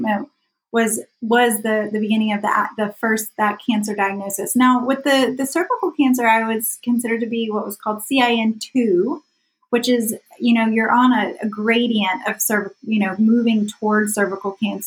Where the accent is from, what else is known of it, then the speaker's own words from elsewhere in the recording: South Carolina, United States; as a child, I grew up in South Carolina.